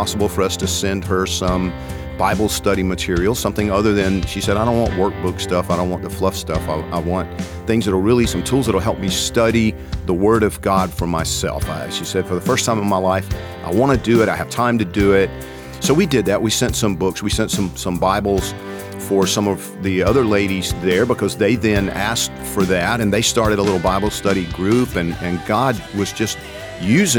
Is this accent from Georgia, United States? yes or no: yes; Georgia, United States; I'm from Georgia